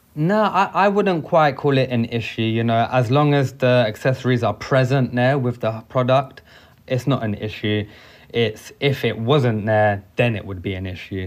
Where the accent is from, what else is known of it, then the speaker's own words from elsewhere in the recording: London, United Kingdom; Being a Londoner